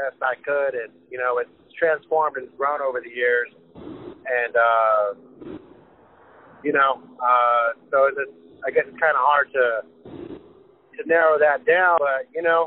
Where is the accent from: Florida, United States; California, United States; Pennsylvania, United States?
California, United States; Lynwood; I grew up in Lynwood, which is over by the Long Beach side of town